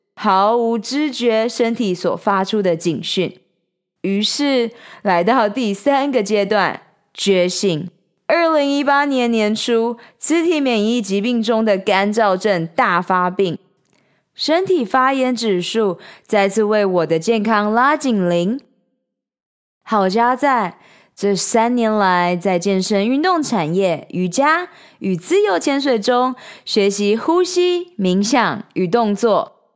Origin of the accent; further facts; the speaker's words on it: Taiwan; moved away as an adult; also born or lived in United States / Shanghai, China; 台湾，四面环海，从小在大海与大山之间长大